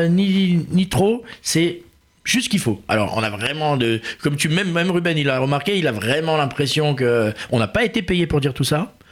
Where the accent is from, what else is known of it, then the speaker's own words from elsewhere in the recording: Paris, Île-de-France, France; en tant que Parisien, hein, on est les parisiens